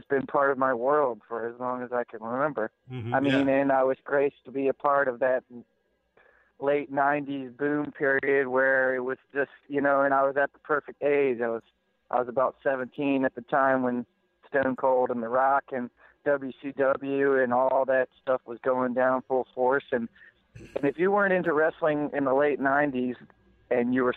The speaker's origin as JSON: {"language": "English", "town": "Richmond", "region": "Virginia", "country": "United States", "tie": "born or raised there", "said": "growing up in Richmond, Virginia"}